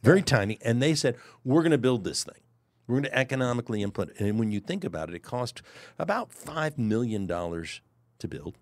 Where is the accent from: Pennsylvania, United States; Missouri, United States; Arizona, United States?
Missouri, United States; Kansas City; I was born in Kansas City.